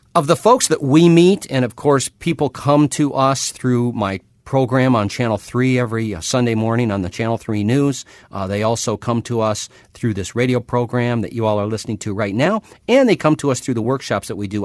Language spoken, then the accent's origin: English; Minnesota, United States; When I was a kid growing up in Minnesota